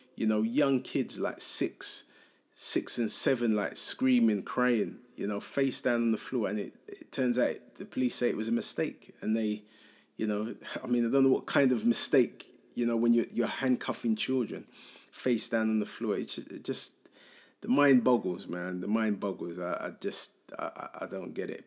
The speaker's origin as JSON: {"language": "English", "region": "London", "country": "United Kingdom", "tie": "born or raised there", "said": "I feel quite lucky to have grown up in Hackney"}